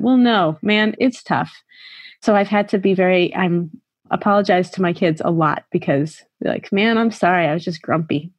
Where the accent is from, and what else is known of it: United States; moved away as an adult; now in Shanghai, China